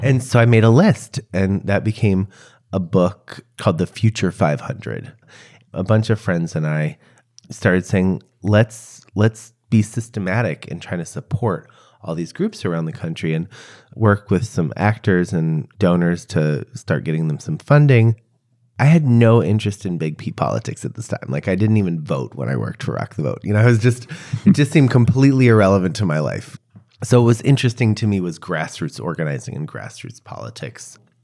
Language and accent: English; Chicago, Illinois, United States; I was born in Chicago. I'm forty-six years old. I grew up in a neighborhood called Hyde Park